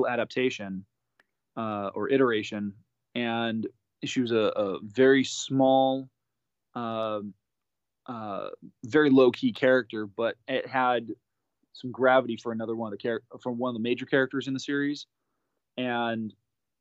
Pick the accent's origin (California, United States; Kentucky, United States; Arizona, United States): California, United States; also born or lived in Japan; growing up in California, going through the California State